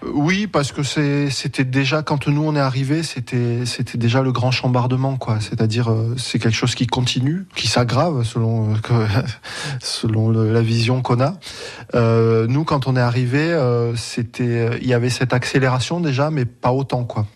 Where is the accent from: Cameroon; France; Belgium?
France; Montpellier, Occitania; moved away as an adult; now in Berlin, Germany; Je suis né à Montpellier ma mère euh, a toujours vécu à Montpellier, ma grand-mère aussi